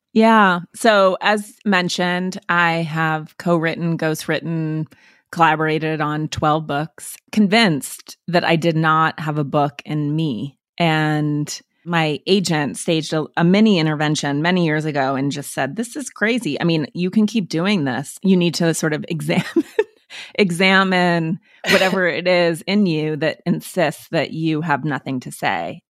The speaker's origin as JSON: {"language": "English", "region": "Montana", "country": "United States", "said": "I'm from Montana"}